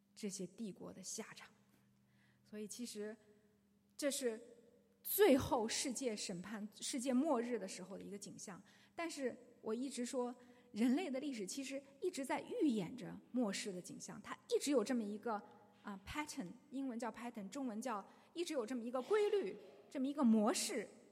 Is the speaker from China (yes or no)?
yes; China; 我们中国人几千年来都说自己是孔孟之道